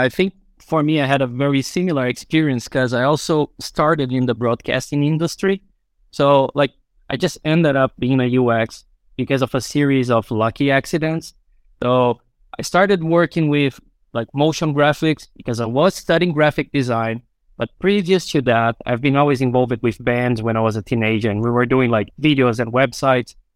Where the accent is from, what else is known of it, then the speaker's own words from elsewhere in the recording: Brazil; now in Finland; I'm originally from Brazil